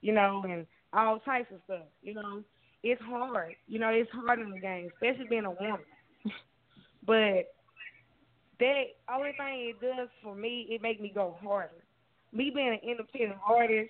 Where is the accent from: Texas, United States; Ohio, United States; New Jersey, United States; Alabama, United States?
Texas, United States; I'm from Texas. That's where I'm from.